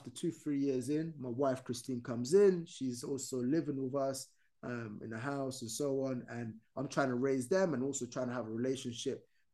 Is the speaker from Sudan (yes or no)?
yes; Sudan; English is a second language; also born or lived in United States; now in United Kingdom; I was born in Sudan